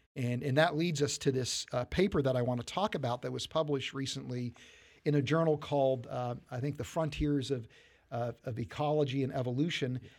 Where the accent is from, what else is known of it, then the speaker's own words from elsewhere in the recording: West Virginia, United States; growing up in, in West Virginia.